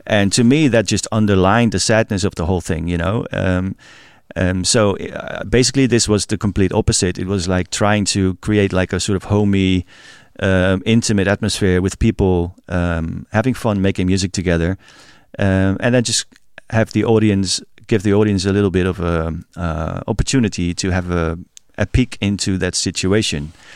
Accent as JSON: {"language": "English", "town": "Rotterdam", "region": "South Holland", "country": "Netherlands", "tie": "born or raised there", "said": "my hometown, Rotterdam"}